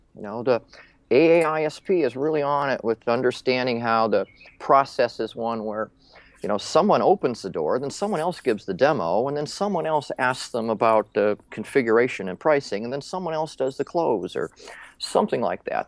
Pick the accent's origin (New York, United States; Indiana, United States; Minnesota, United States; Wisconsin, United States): Minnesota, United States; I grew up in Minnesota